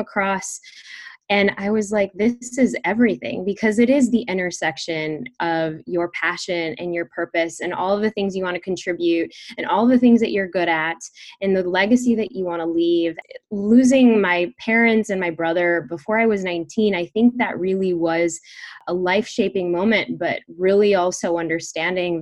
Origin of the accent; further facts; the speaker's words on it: Chicago, Illinois, United States; We grew up in Chicago